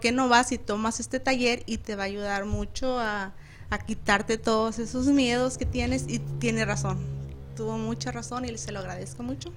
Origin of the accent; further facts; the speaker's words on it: Chihuahua, Mexico; soy del hermoso estado de Chihuahua.